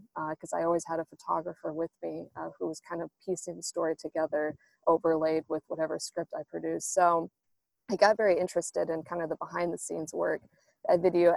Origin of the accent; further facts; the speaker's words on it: United States; now in Australia; as an American